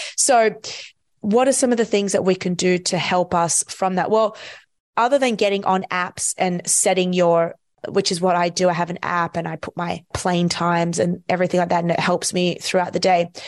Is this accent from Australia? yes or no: yes; Australia; I'm from Australia